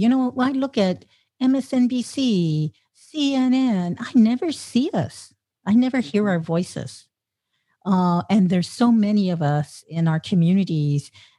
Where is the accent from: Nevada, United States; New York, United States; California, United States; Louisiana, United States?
California, United States; Long Beach; moved away as an adult; also born or lived in San Francisco; "So where are you from?" And I said, "Long Beach."